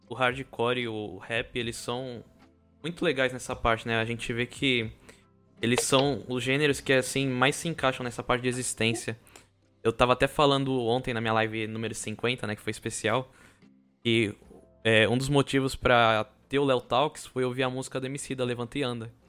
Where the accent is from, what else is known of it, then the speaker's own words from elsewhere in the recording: São Vicente, São Paulo, Brazil; como morador de São Vicente